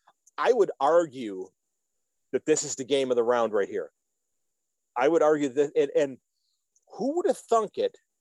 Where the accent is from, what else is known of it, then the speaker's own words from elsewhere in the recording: United States; I'm an American footy fan